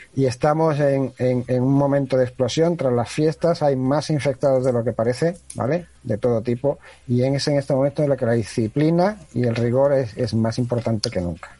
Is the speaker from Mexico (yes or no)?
no; Spain; somos españoles